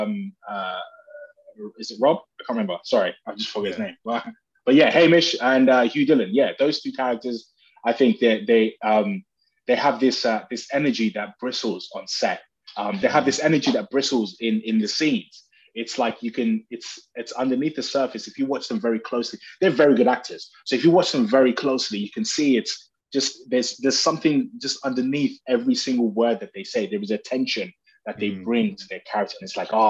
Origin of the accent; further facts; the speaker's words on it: United Kingdom; also born or lived in Nigeria; I'm British, British Nigerian.